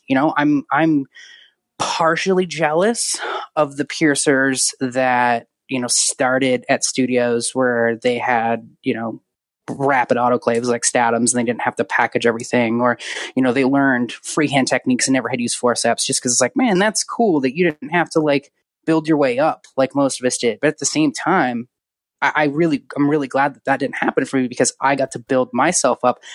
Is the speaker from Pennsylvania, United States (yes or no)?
no; Yuba City, California, United States; moved away as an adult; also born or lived in Raleigh, North Carolina; my hometown of Yuba City, California